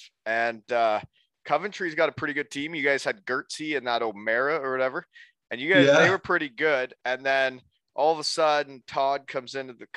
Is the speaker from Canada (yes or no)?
yes; Elmira, Ontario, Canada; now in Bruce County, Canada; there's not many guys in pro that actually came to my hometown and visited me. College guys have, but you actually put in the effort, and on your way home from Syracuse to Minnesota, you would stop in Elmira